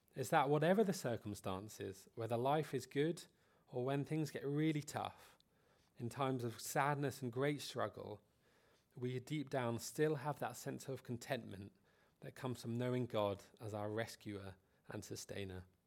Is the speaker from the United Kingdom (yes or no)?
yes; United Kingdom; Being British